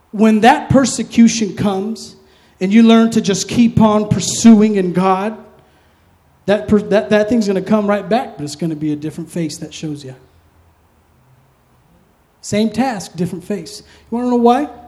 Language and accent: English; East Coast, United States; I'm from the East Coast. I'm an old guy.